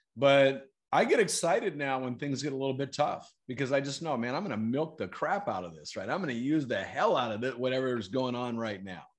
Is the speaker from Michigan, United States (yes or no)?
no; Fayetteville, North Carolina, United States; moved away as an adult; now in San Diego, United States; we ended up growing up there in, okay. in Fayetteville, North Carolina.